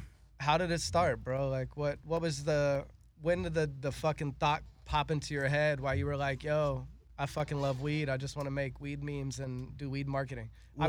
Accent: West Coast, United States; now in Los Angeles, United States; So I'm from the West Coast

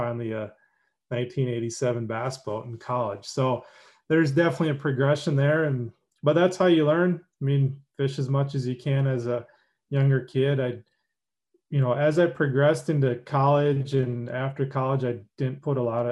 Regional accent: Minneapolis, Minnesota, United States; I grew up in Minnesota, like Twin Cities, Minneapolis, St. Paul.

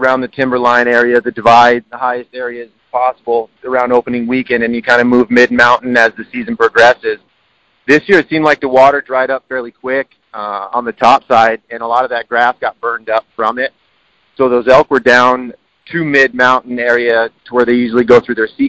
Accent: Denver, Colorado, United States; I was born and raised in Denver

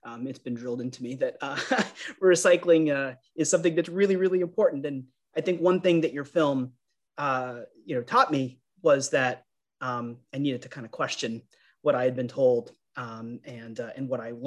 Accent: rural Vermont, United States; I grew up in rural Vermont

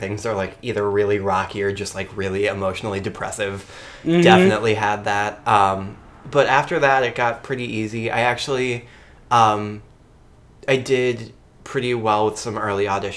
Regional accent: Solon, Ohio, United States; also born or lived in Harlem, New York; now in New York, United States; Originally, I'm from Solon, Ohio, but now I live in Harlem

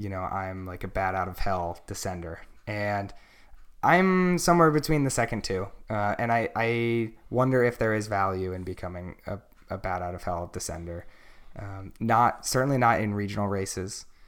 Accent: Pennsylvania, United States; So when I came to NorCal, I came from Pennsylvania, which is like a really big crit scene.

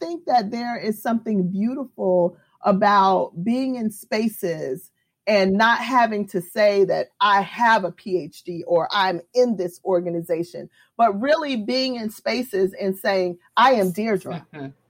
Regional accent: New York, United States; born there; I was born in New York, and my mom moved to Florida.

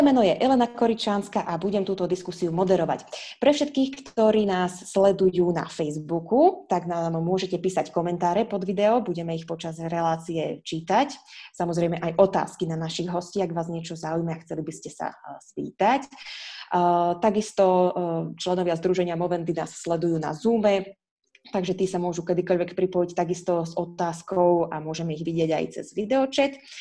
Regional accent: Prešov, Prešov Region, Slovakia; moved away; keď som vyrastala ešte v Prešove

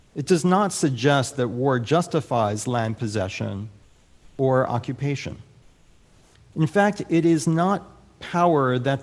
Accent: United States; now in Michigan, United States; As an American, as a Michigander now

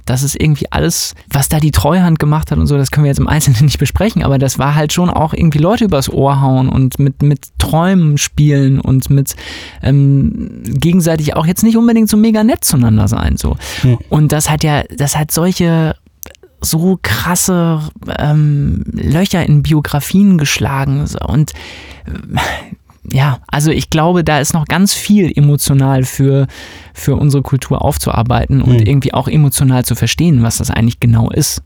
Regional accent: West Germany, Germany; ich bin natürlich in Westdeutschland aufgewachsen

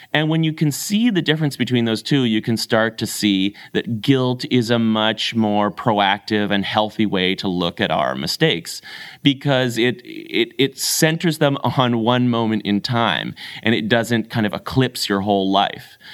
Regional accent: Canada; I'm a Canadian

